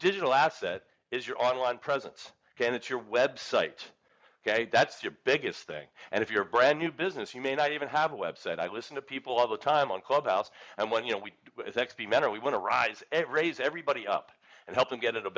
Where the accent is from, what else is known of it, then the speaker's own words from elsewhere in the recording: Philadelphia, Pennsylvania, United States; I'm from Philadelphia